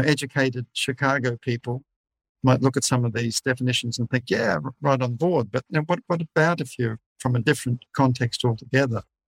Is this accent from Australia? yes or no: yes; Australia; I'm from Scottish background, uh, even though I'm an Aussie, born in Australia. My fa- father was born in Glasgow.